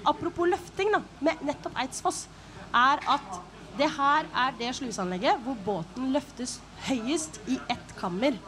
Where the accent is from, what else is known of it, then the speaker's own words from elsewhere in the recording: Bø, Telemark, Norway; født og oppvokst her. Eh, i, I Bø, riktignok.